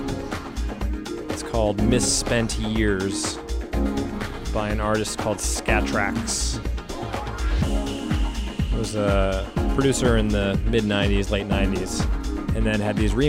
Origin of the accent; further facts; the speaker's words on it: Rockland, Massachusetts, United States; I was born in Massachusetts, which my brother and I both were